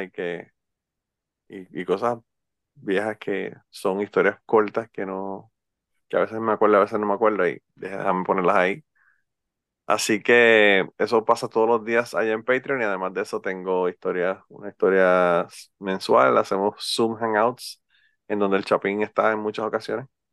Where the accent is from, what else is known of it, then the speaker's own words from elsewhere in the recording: Utuado, Puerto Rico; a mí me dicen que soy un jíbaro porque soy de Utuado